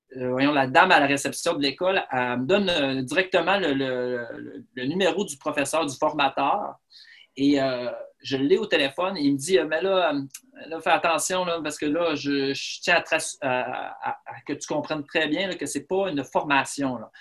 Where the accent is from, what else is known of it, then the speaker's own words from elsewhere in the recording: Rimouski, Quebec, Canada; je suis originaire de Rimouski, je suis né à Rimouski